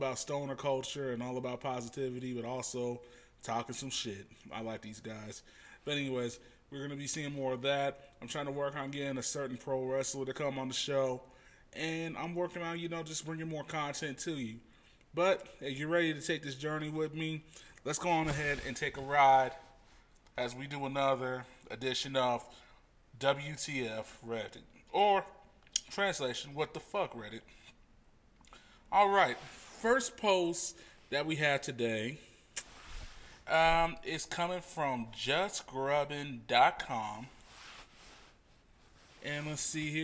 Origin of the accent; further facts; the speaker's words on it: Independence, Missouri, United States; my hometown of Independence, Missouri, which is in Kansas City